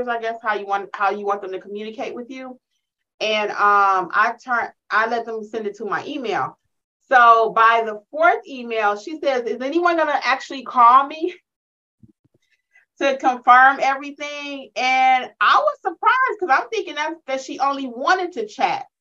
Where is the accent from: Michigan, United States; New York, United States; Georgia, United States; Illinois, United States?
Michigan, United States; Detroit; y'all know I'm from Detroit